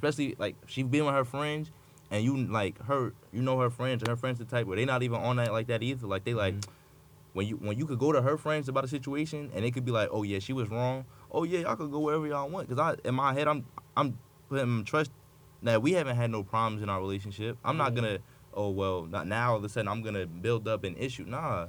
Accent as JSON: {"language": "English", "town": "Newark", "region": "New Jersey", "country": "United States", "said": "If I'm up, I'm from Newark."}